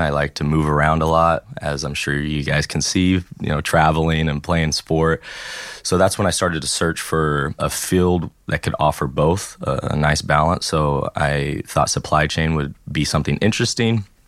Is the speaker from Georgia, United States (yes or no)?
no; Tennessee, United States; first language English; moved away as an adult; also born or lived in California / Florida / Alabama; now in France; I was born in California. At the age of eight, I moved to Tennessee. And then in 2012, I moved down to Florida